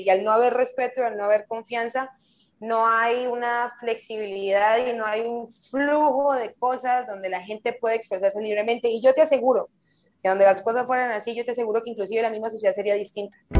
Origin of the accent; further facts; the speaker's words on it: Colombia; moved away as an adult; also born or lived in Bucaramanga / Taganga / Playa del Carmen; now in Mexico; Cuando me vine para México, salí de Colombia